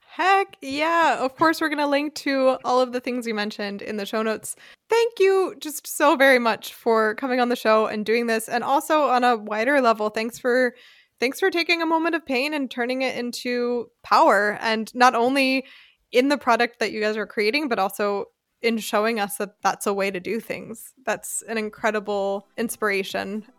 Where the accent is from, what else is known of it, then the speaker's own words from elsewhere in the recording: United States; now in Germany; i'm white English speaking from the United States